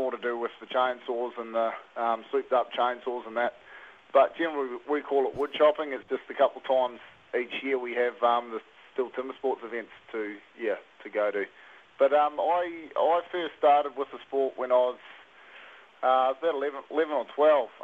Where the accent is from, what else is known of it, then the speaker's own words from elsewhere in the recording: Taranaki, New Zealand; now in King Country, New Zealand; I grew up in Taranaki, but I'm based 45 minutes out of Tamanui in the King Country